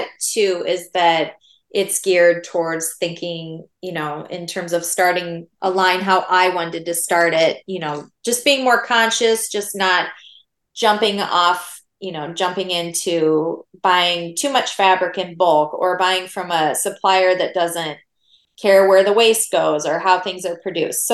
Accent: Iowa, United States; I grew up in Iowa, which is where I live now

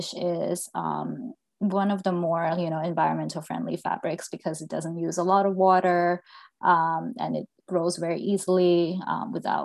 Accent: Thailand; now in Seattle, United States; So I'm originally from Thailand, and I grew up in like a small beach town in Thailand.

